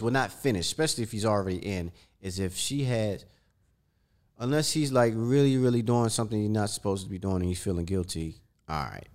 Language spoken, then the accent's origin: English; Maryland, United States; I'm from Maryland, D M V